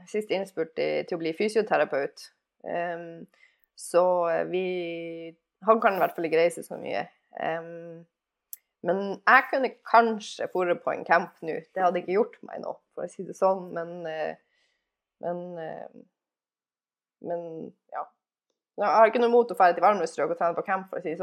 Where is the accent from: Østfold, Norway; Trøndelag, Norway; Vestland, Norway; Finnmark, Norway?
Finnmark, Norway; Alta; Det høres kanskje merkelig ut siden jeg er fra Alta og er vant til å kulde og sånn der, men, eh, men eh, jeg føler at jeg har fått min del med kulde. Sånn eh, ti grader er jo sommertemperatur i Alta.